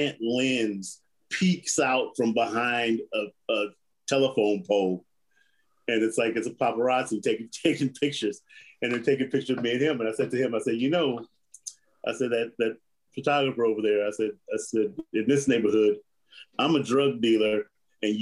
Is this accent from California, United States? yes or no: yes; Compton, California, United States; I grew up in Compton, California, which is known for being pretty tough.